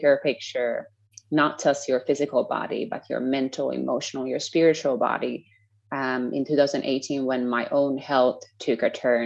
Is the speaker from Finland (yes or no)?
yes; Finland; moved away as an adult; also born or lived in United States / Scotland / Oklahoma; now in Costa Rica; I'm from Finland, currently living in Costa Rica.